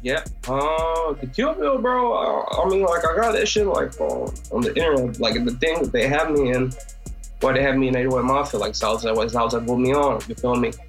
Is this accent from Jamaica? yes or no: no; Croatia; I'm from Croatia.